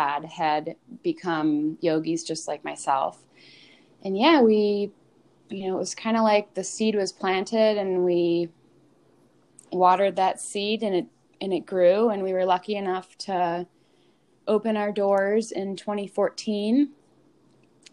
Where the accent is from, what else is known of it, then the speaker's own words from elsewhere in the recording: a suburb of Cleveland, Ohio, United States; Growing up in West Winds